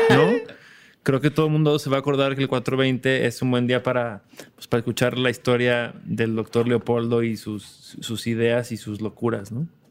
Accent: Mexico

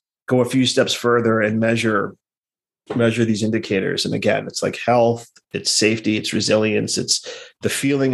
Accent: New York City, New York, United States; moved away as an adult; I was born in Brooklyn in the mid-70s

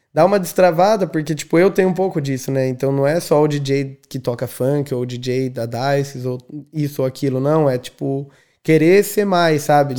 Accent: São José dos Campos, São Paulo, Brazil; moved away as an adult; now in Dublin, Ireland; sou de São José dos Campos, interior do estado de São Paulo. Estou é, em Dublin desde janeiro de 2016

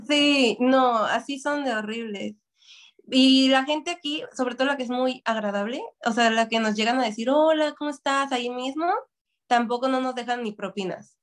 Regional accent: Mexico; now in Toronto, Canada; soy una mexicana en un lugar de asiático

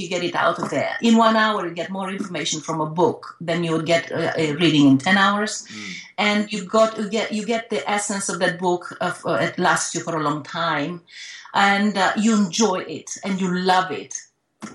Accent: Romania

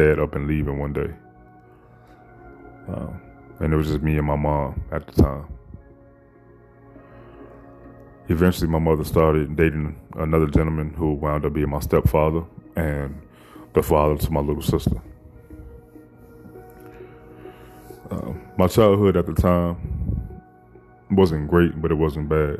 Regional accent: Chicago, Illinois, United States; I was raised in Chicago, Illinois.

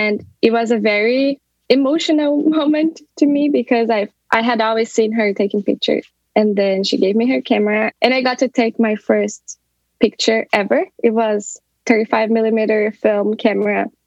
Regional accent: South Region, Brazil; moved away as an adult; now in Dublin, Ireland; I'm originally from Brazil, from the south of Brazil. But for the past 6 years, I've been living in Dublin, Ireland.

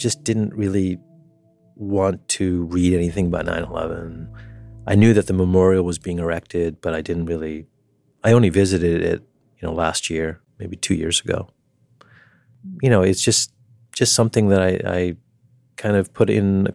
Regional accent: New York, United States; in my hometown

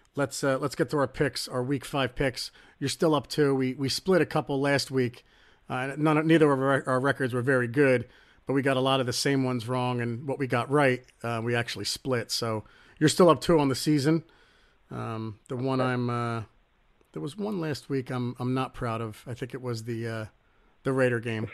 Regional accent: Trenton, New Jersey, United States; growing up in Trenton, New Jersey

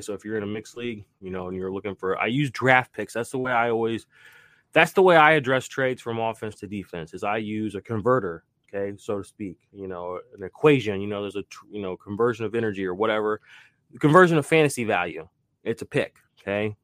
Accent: Tulsa, Oklahoma, United States; I was born in Tulsa, Oklahoma too

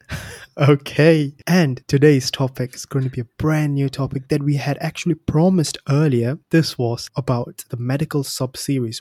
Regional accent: Singapore; moved away as an adult; now in United Kingdom; I'm from Singapore

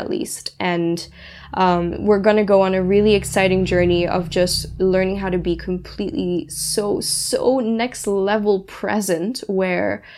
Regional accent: Singapore; moved away as an adult; also born or lived in Germany; my hometown where I grew up for 15 years

